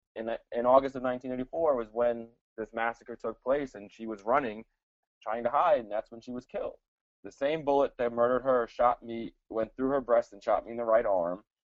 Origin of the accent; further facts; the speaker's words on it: Princeton, New Jersey, United States; first language Spanish; English is a second language; also born or lived in El Salvador / Santa Tecla, El Salvador; we lived in Princeton, and I grew up in Princeton